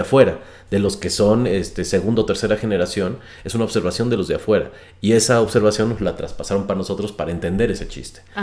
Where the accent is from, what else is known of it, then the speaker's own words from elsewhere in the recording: Mexico; la gran mayoría de los mexicanos no nos interesa